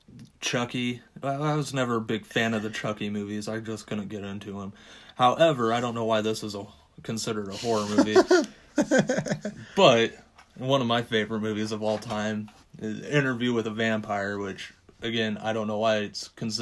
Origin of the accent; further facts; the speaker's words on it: Kansas, United States; Coming from growing up in Kansas